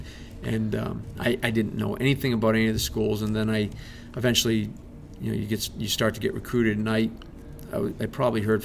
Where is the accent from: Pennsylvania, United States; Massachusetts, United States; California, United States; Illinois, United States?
Massachusetts, United States; Easton; also born or lived in Brockton; I grew up in Easton.